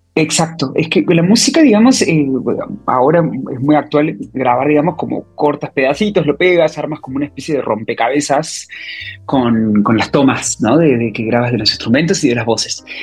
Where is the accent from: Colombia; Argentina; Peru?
Argentina; Córdoba; moved away as an adult; also born or lived in Buenos Aires / Mexico; now in Madrid, Spain; yo de Córdoba, cuando termino el colegio